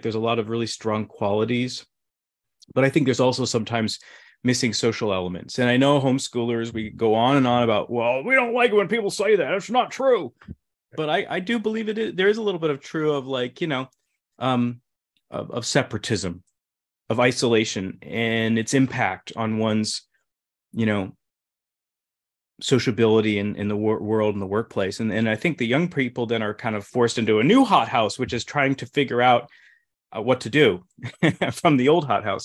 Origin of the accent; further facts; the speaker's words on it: Midwest, United States; moved away; growing up in the Midwest